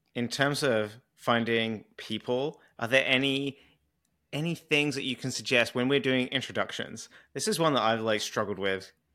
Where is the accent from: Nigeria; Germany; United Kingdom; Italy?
United Kingdom; accent: British